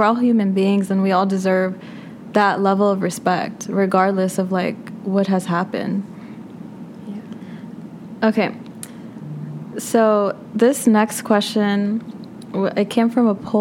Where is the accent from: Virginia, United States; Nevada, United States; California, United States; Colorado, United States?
Virginia, United States; Arlington; my hometown, Arlington, Virginia.